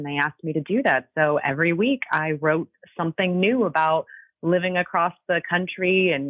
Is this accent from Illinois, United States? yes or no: no; Redondo Beach, California, United States; moved away as an adult; also born or lived in New York; now in Atlanta, United States; I'm originally from a town called Redondo Beach in California. It's just outside of Los Angeles. I studied journalism and English and American literature at New York University. And then I moved to Atlanta just about 6 years ago, almost.